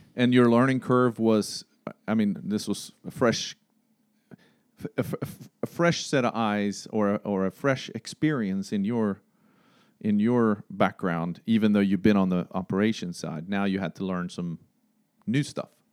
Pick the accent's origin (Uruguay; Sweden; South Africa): Sweden; now in Greensboro, United States; I'm from Sweden